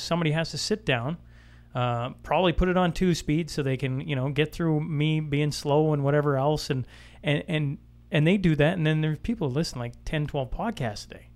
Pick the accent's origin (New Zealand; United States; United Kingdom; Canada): Canada; Saskatchewan; now in Alberta, Canada; I'm an Albertan, born and raised in Saskatchewan, now living in Alberta